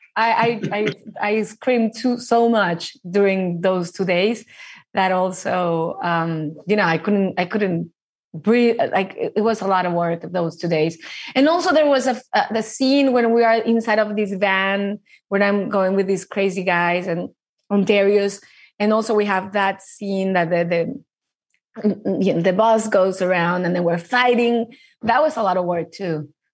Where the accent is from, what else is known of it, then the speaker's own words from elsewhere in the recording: Mexico; I grew up in Mexico